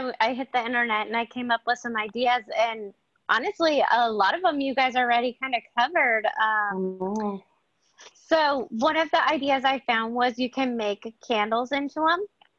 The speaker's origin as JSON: {"language": "English", "town": "Honolulu", "region": "Hawaii", "country": "United States", "said": "I'm from Honolulu, Hawaii."}